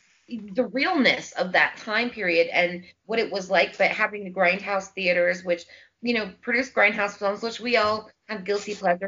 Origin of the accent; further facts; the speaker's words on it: Indianapolis, Indiana, United States; Yeah, here in Indy, Hallville. I grew up right outside of Hallville.